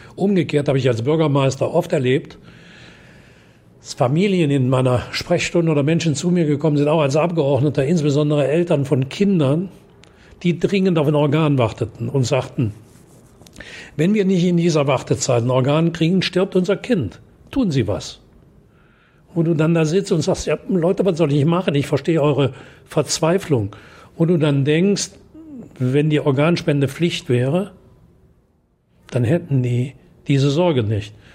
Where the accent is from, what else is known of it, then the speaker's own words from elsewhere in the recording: German-Belgian-Dutch border area, North Rhine-Westphalia, Germany; Wenn du bei uns spazieren gehst, weißt du nicht, ob du in Deutschland, Belgien oder Holland bist